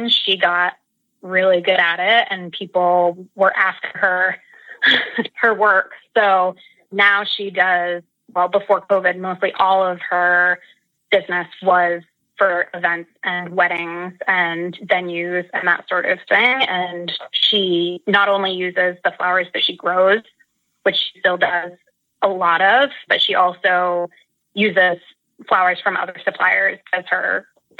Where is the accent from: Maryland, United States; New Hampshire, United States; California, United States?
New Hampshire, United States; Seacoast; I grew up in Seacoast, New Hampshire area, so close to the Atlantic Ocean